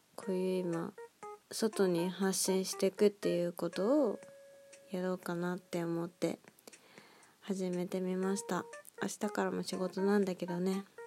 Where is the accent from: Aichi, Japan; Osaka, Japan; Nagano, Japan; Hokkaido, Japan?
Aichi, Japan; Nagoya; moved away as an adult; now in Tokyo, Japan; 生まれも育ちも名古屋なんですけど